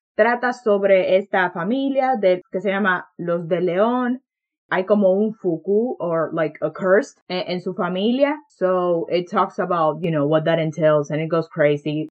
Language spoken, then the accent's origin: Spanish; Dominican Republic; I'm also like not your typical Dominican, como podemos ver por mi voz y mi forma de hablar